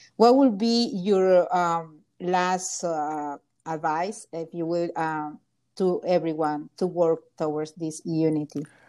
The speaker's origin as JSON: {"language": "English", "country": "Honduras", "moved": "yes", "said": "I'm from Honduras"}